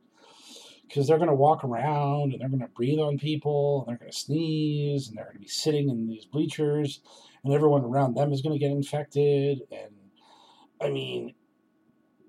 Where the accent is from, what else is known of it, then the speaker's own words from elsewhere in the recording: Boston, Massachusetts, United States; I'm from Boston